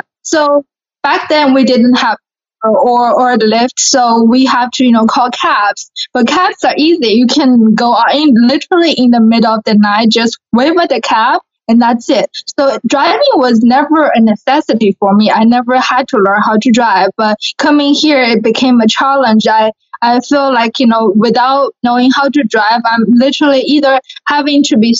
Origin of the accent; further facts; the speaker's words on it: Shanghai, China; first language Mandarin Chinese; English is a second language; moved away as an adult; also born or lived in San Diego, California; now in Houston, United States; So I'm from Shanghai, China, where I was born and raised.